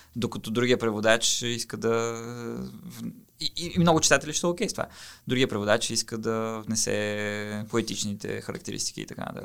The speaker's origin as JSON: {"language": "Bulgarian", "country": "Bulgaria", "said": "аз съм българин, който превеждам от китайски"}